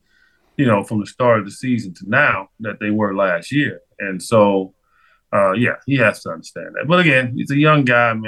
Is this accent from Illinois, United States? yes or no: yes; Chicago, Illinois, United States; growing up in Chicago